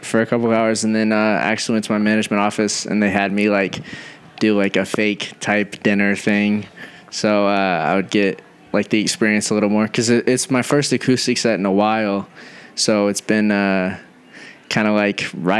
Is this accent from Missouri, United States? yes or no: yes; Missouri, United States; moved away as an adult; now in Nashville, United States; I'm from Missouri.